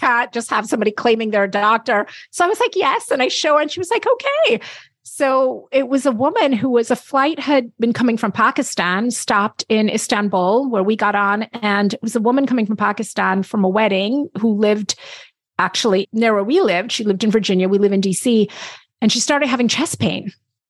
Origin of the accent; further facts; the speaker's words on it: Jamaica; I'm very proud to talk about as a Jamaican